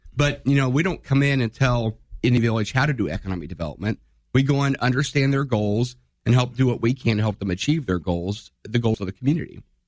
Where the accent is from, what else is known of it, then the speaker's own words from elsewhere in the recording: Divernon, Illinois, United States; I'm a small town guy. I grew up in Di Vernon